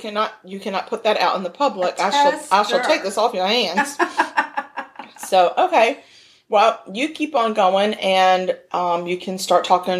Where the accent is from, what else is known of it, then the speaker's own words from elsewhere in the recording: United States; we were born and raised in Redskins territory